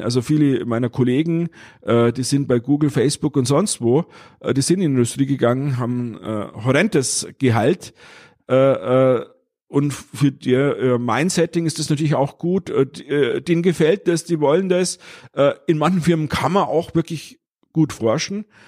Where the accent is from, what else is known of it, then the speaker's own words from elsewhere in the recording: Bavaria, Germany; ich bin Bayer